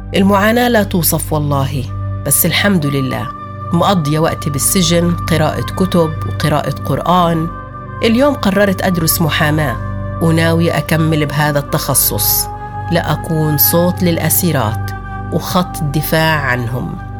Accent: Sur Baher, Jerusalem, Palestine; بيتنا وحاصروا قريتنا قرية صور باهر كلها واعتقلوا كل أهلي

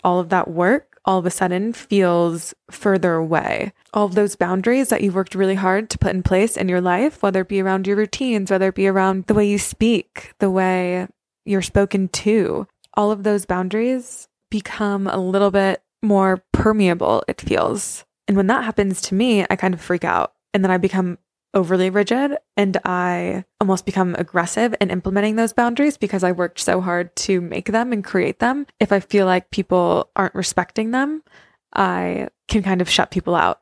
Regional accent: Santa Fe, New Mexico, United States; moved away; I came home for Christmas, so I'm at my parents' house

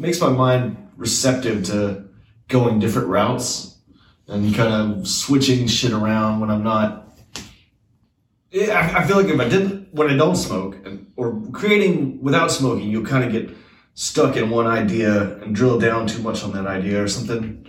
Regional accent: Scotland, United Kingdom; also born or lived in Atlanta, Georgia, United States; now in Seattle, United States; I was born in Scotland

